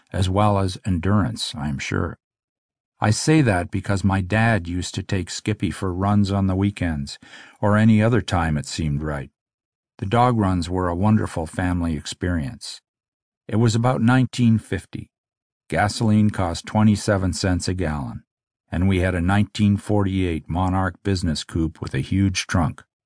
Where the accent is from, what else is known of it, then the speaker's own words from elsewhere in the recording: Omemee, Ontario, Canada; also born or lived in Jackson's Point, Ontario; the family moved to Omimi